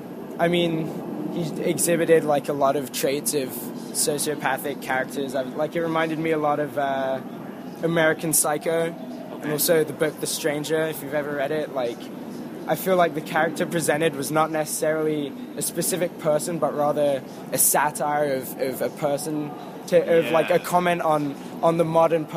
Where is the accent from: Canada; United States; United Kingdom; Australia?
United Kingdom; London; I'm from London.